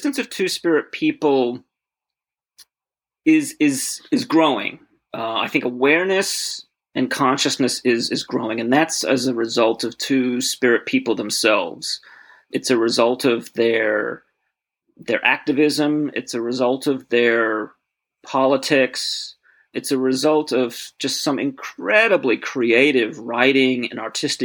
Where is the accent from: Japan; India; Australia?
Australia; moved away as an adult; now in United States; I grew up in Australia, or came of age in Australia in the late 1980s and early 1990s